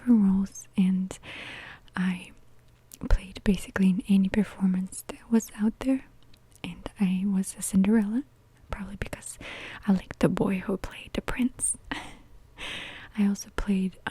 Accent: Lipetsk, Lipetsk Oblast, Russia; I grew up in a small town that's called Lipetsk

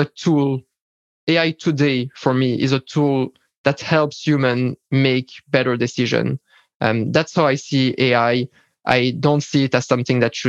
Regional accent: Belgium; I'm from Belgium

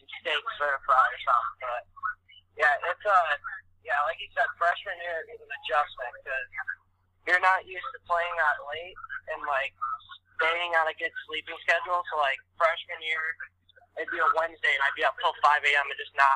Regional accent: Chicago, Illinois, United States; moved away; I'm actually from Chicago.

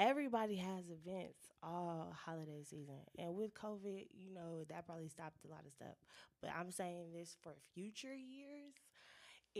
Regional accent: California, United States; moved away as an adult; now in Spartanburg, United States; Growing up in California, our family traditions was always real ghetto

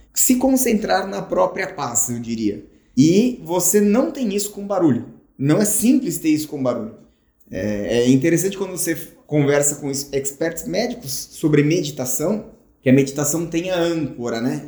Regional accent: São Paulo, Brazil; moved away; quando eu era menino, morava aí em São Paulo

